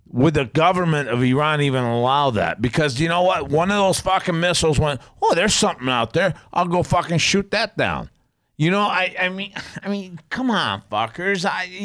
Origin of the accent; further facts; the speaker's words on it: Canada; I'm a Canadian.